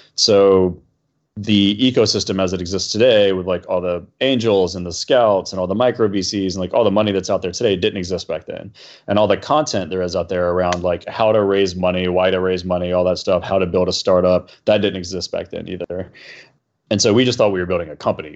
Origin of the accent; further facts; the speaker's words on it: Atlanta, Georgia, United States; moved away; also born or lived in New York; We grew up in Atlanta together